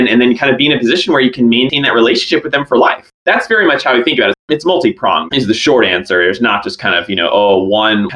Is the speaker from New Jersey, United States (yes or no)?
yes; northwestern New Jersey, United States; moved away as an adult; also born or lived in Boston; I grew up in New Jersey, basically kind of the northwesternmost part of New Jersey